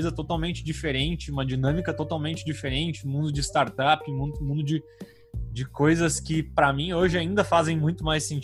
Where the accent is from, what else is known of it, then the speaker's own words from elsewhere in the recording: Rio Grande do Sul, Brazil; eu sou do Rio Grande do Sul também